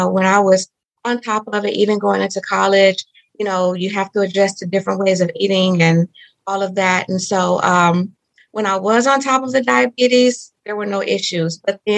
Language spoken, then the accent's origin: English; Mississippi, United States; I grew up in Mississippi. So I am, I like to say, a Southern girl